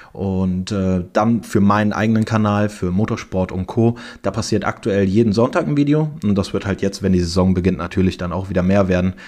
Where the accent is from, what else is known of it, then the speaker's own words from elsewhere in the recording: Cologne, North Rhine-Westphalia, Germany; Ich bin in Köln geboren